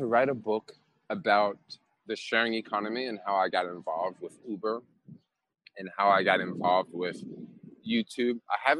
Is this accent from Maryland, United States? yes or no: no; Tennessee, United States; also born or lived in California; now in San Francisco, United States; I just don't have any family in San Francisco because I'm originally from Tennessee.